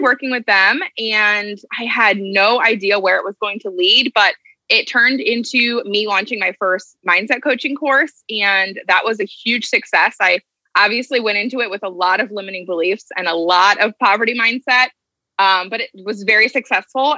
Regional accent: Ohio, United States; moved away as an adult; now in New Jersey, United States; I'm originally from Ohio and I live in New Jersey now

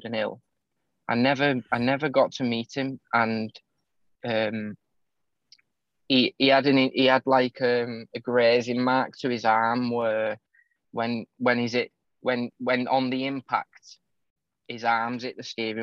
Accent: St Helens, North West England, United Kingdom; my hometown, St. Helens, where I live in the northwest of England

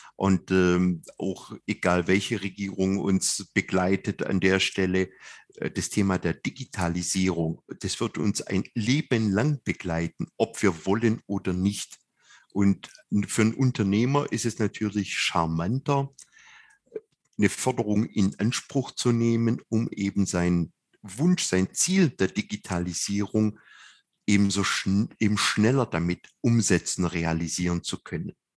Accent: Swabia, Germany; als Schwabe

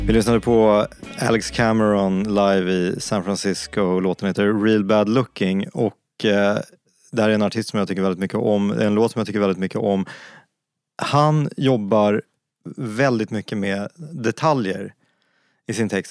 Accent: Stockholm, Stockholm County, Sweden; Jag är uppvuxen i Stockholm, inte i Luleå

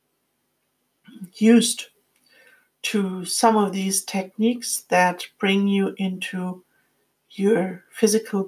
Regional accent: Frankfurt, Hesse, Germany; moved away; I was living close to my hometown, Frankfurt, at that time

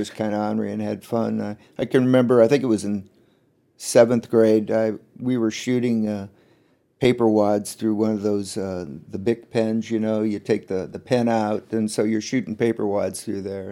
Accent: Chenoa, Illinois, United States; it was fun growing up in Shinoa

